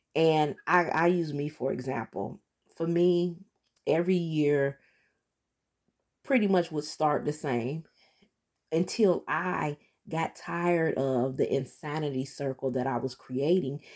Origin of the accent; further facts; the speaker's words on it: Detroit, Michigan, United States; moved away as an adult; in my hometown, that's where I'm from, Detroit, Michigan